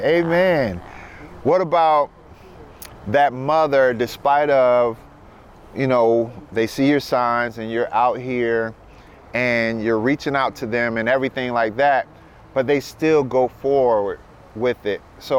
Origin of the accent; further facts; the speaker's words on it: Sarasota, Florida, United States; now in San Antonio, United States; I'm a pastor. I'm originally from Sarasota.